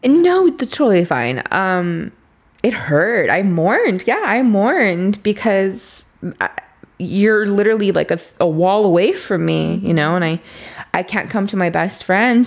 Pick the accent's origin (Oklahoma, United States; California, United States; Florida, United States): California, United States; Los Angeles; I grew up in Boyle Heights